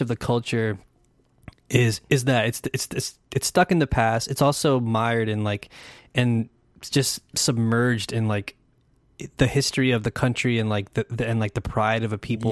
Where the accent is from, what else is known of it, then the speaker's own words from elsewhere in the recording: United States; as an American